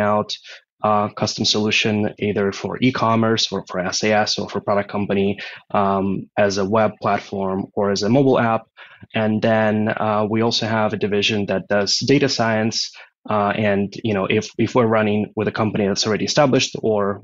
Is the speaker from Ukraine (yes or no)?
yes; Ukraine; moved away as an adult; now in Austin, United States; I'm originally from Ukraine, so that was in Europe.